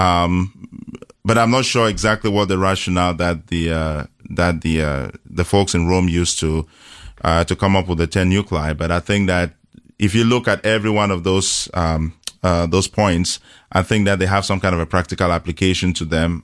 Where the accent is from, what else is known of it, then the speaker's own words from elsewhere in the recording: Cameroon; moved away; born and raised in Cameroon in, uh, Central Africa